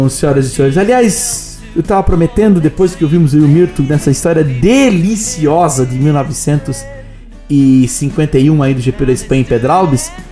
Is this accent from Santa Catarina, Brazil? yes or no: yes; Blumenau, Santa Catarina, Brazil; Eu sou de Blumenau